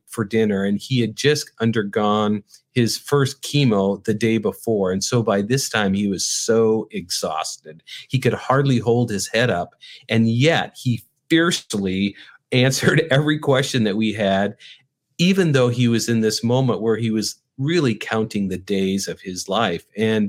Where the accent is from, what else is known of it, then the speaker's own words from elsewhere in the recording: North Dakota, United States; now in Chicago, United States; When I moved from North Dakota to Chicago, I grew up in North Dakota. You probably don't even know anybody that grew up in North Dakota.